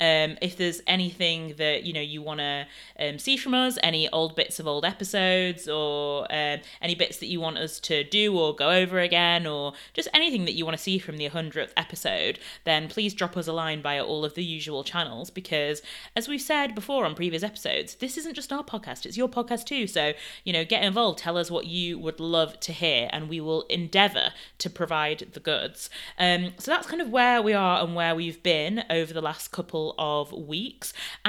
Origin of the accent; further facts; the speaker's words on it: Canada; although I would say, yes, I'm from Canada, I wouldn't really say that I'm like Canadian in a sense.